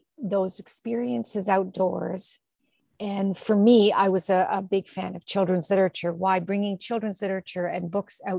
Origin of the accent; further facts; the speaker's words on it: Toronto, Ontario, Canada; I grew up in Toronto, in, you know, in the suburbs in Toronto, in North York